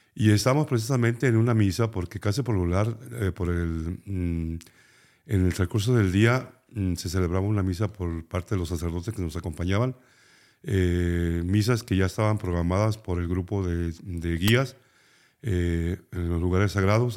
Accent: Nayarit, Mexico; éramos 51 nayaritas

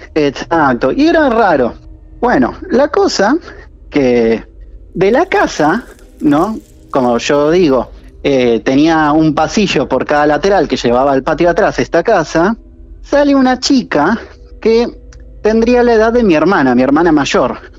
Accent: Buenos Aires, Argentina; now in Mar del Plata, Argentina; Yo soy de Villurquiza, de Capital.

